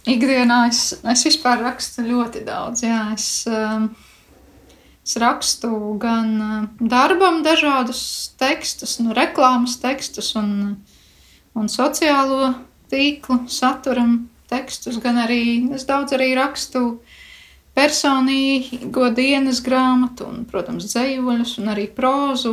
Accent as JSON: {"language": "Latvian", "town": "Krāslava", "country": "Latvia", "said": "no krāslos"}